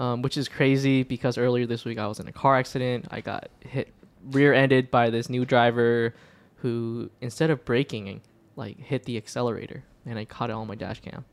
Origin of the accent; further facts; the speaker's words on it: Hong Kong; moved away; when I was a kid and I was from Hong Kong